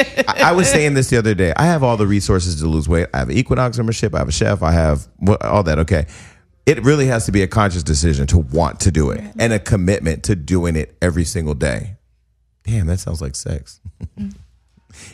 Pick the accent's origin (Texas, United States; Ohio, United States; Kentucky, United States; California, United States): California, United States; Stockton; now in Los Angeles, United States; I'm from Stockton, California. I'm from a regular ass city with regular ass fucking people